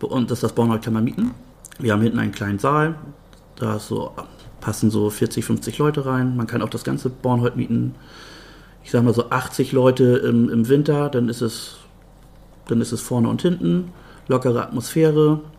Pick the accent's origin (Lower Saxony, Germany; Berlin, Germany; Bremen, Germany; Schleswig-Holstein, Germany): Schleswig-Holstein, Germany; Bad Oldesloe; also born or lived in Brunsbüttel; now in Meldorf, Germany; Also ich bin in Bad Oldesloe geboren und ähm, bin dann aber mit 12, 13 nach Brunsbüttel gezogen, bin dann eher doch so Brunsbüttler. Wohne jetzt aber auch schon fast drei Jahre in Meldorf.